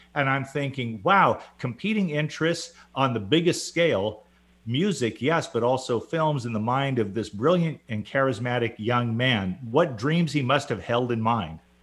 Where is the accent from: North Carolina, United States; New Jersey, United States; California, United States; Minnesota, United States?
California, United States; Southern; I grew up in Southern California